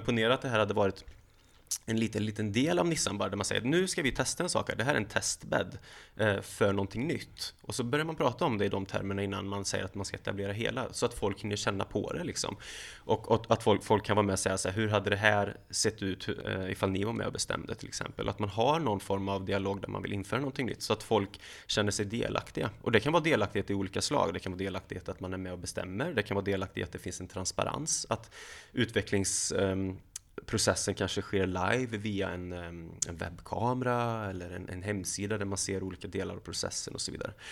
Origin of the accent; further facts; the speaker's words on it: Lidköping, Västra Götaland, Sweden; now in Halmstad, Sweden; där jag är uppvuxen i Lidköping